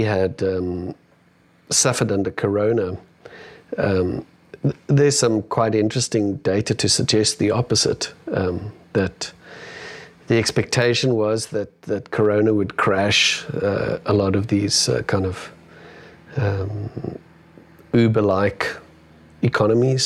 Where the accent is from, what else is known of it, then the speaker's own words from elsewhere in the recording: South Africa; being a South African